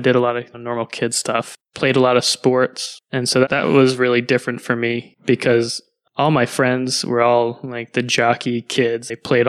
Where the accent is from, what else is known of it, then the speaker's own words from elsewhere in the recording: Connecticut, United States; moved away as an adult; also born or lived in Toulouse, France / Montreal, Quebec, Canada; now in Portland, Maine, United States; Quebec. And I lived there through fifth grade, then moved through fourth grade, then moved to Connecticut for fifth grade and stayed there through high school. And then moved to Portland, Maine to study at the Maine College of Art, and have been in Portland ever since.